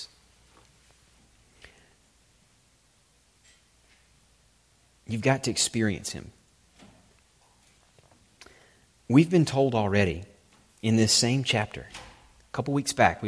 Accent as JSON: {"language": "English", "region": "Alabama", "country": "United States", "said": "I'm from Alabama, even we Alabamians who are on the brunt of most people's regional jokes"}